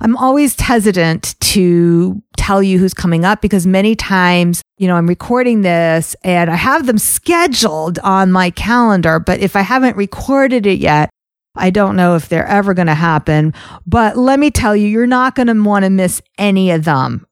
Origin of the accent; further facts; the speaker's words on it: United States; also born or lived in Teaneck, New Jersey; as an American Jew